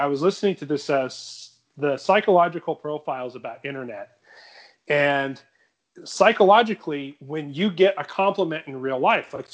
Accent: California, United States; as a Californian

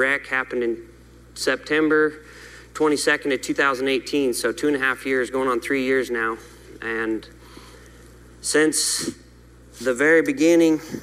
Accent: Montana, United States; I'm from Montana

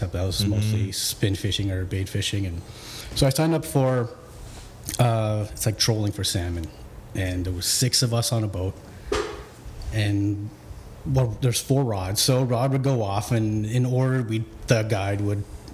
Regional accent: Vaughan, Ontario, Canada; I grew up in Vaughan and been fishing the rivers around here

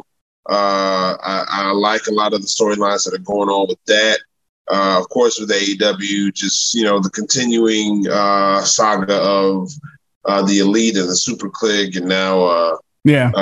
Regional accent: the South, United States; now in Louisiana, United States; I'm from the South. I live in Louisiana.

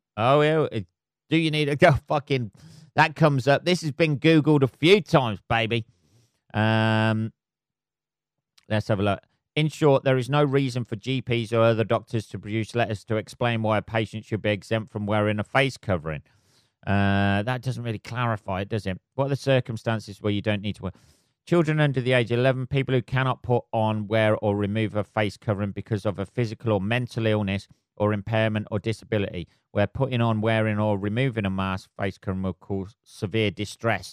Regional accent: England, United Kingdom; I'm English.

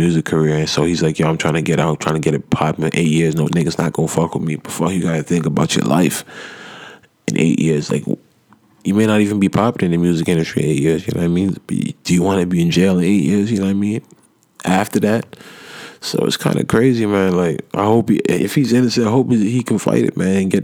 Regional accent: Nigeria; I'm African. I'm Nigerian myself

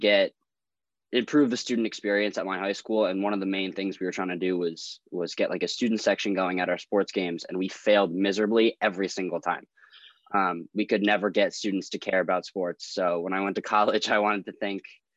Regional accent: Northeast, United States; moved away; growing up in Northeast

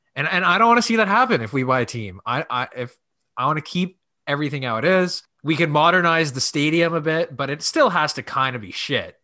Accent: Canada; we're in Canada, we're Canadian

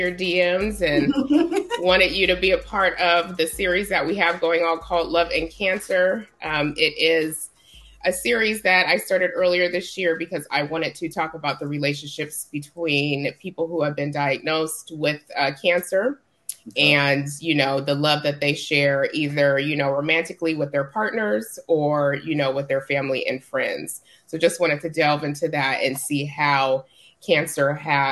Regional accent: Tacoma, Washington, United States; now in Georgia, United States; I am originally from Tacoma, Washington, so still always West Coast true to my heart.

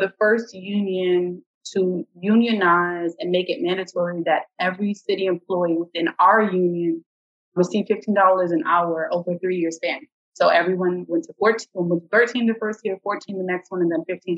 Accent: New York, United States; I grew up in New York. Yeah, it's a city, but then I spent a portion of my life in the suburbs.

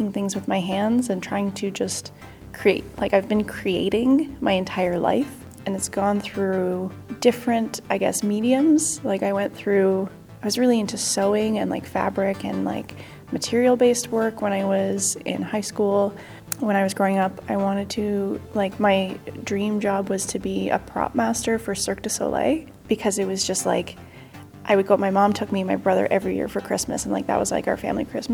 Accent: Toronto, Ontario, Canada; I'm from Toronto, Canada.

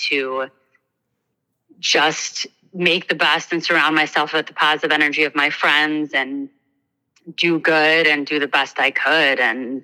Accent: Northbrook, Illinois, United States; I grew up in Northbrook, which is a, you know, hoity-toity, ritzy

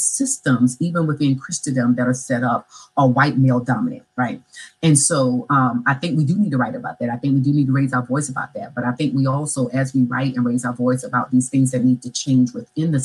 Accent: Orangeburg, South Carolina, United States; moved away; I'm a Black girl from small town of Orangeburg, South Carolina. So I was raised in the South in a rural town

